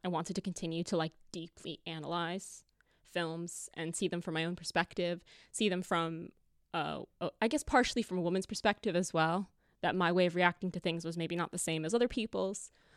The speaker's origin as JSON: {"language": "English", "country": "United States", "moved": "as an adult", "lives_now": "United Kingdom", "said": "I'm American"}